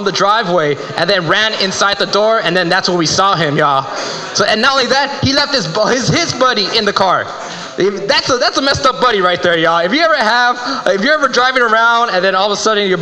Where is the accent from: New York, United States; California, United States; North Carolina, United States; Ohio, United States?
California, United States; Los Angeles; I'm originally from South Central